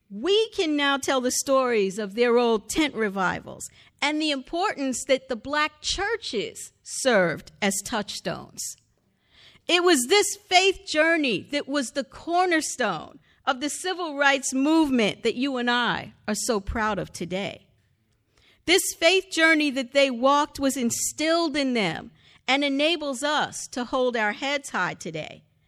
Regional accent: the North, United States; I am African-American, but I was born in the North

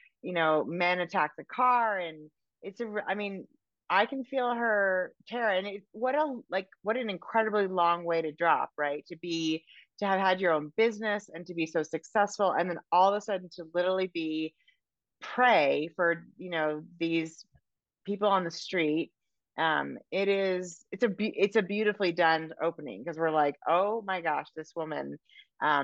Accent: San Francisco, California, United States; now in Montana, United States; I'm from San Francisco originally

